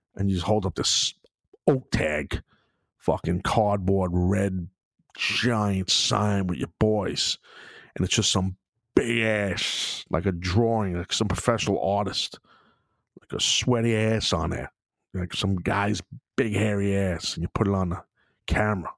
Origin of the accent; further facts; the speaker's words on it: New York City, New York, United States; in Brooklyn, in my hometown